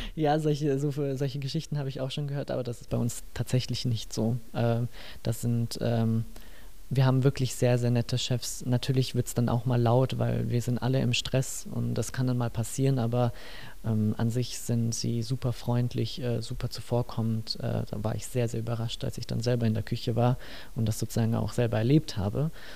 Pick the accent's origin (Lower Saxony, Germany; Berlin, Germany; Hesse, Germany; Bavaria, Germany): Bavaria, Germany; Nuremberg; now in Mittenwald, Germany; ursprünglich komme ich aus Nürnberg